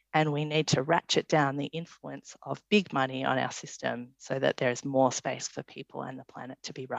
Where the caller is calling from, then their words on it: Canberra, Australian Capital Territory, Australia; I should just say I'm dialing in from Ngunnawal and Ngambri country here at Parliament House